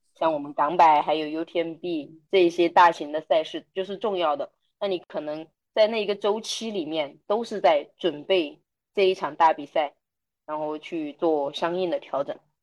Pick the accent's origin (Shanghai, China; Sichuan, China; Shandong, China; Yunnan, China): Yunnan, China; 我们云南